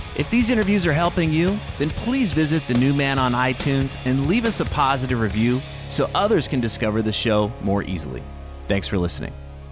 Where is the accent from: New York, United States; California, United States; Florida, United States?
Florida, United States; Sebring; I grew up in Sebring. That's my hometown